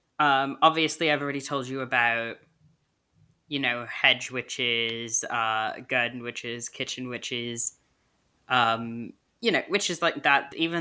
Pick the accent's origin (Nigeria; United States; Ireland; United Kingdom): United Kingdom; But I'm also British, so it doesn't matter.